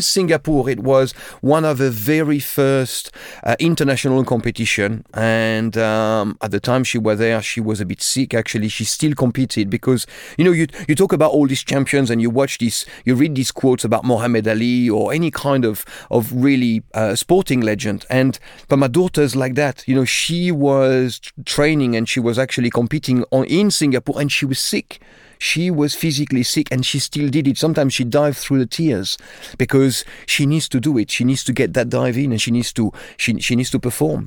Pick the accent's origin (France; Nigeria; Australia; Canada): France; Limoges, Nouvelle-Aquitaine; English is a second language; moved away as an adult; now in London, United Kingdom; I grew up in a town called Limoges, which is in the center of France, about four hundred kilometers from Paris.